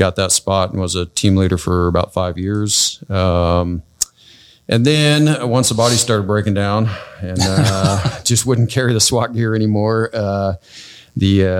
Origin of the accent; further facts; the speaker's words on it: California, United States; I grew up here in California.